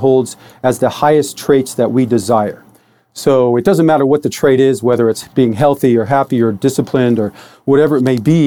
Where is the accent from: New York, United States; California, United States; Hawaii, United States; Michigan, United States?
Michigan, United States; Detroit; I was born in Detroit, Michigan in 1966